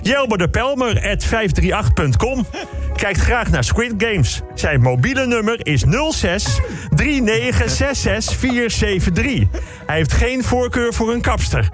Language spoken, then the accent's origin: Dutch; Bussum, North Holland, Netherlands; ik kom uit de sloppenwijken van Bussum